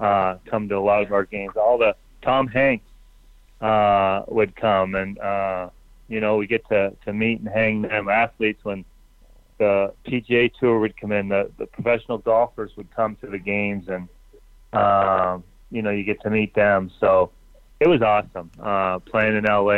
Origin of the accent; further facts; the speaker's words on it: Ontario, Canada; moved away as an adult; I grew up in Ontario